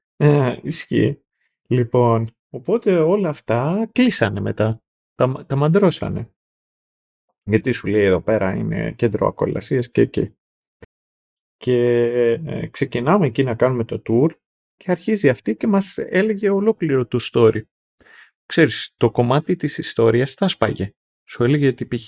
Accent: Greece; εμείς Greece

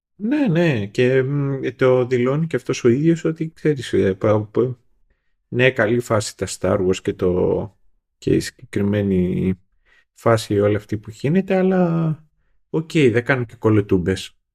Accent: Greece; εμείς ως Έλληνες

